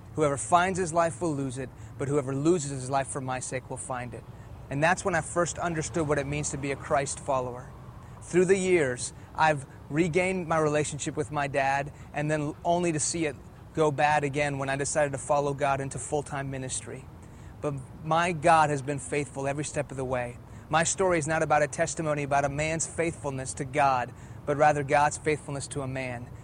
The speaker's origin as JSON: {"language": "English", "town": "Houston", "region": "Texas", "country": "United States", "tie": "born or raised there", "also_born_or_lived": "Iran", "first_language": "Persian", "second_language": "English", "said": "I was born here in Houston, Texas. When I was two years old, my family moved back to Iran, where my parents are from. In the late 70s, an Islamic revolution hit that country, and we moved back to Houston when I was in the middle of first grade. I didn't speak English, I spoke Farsi"}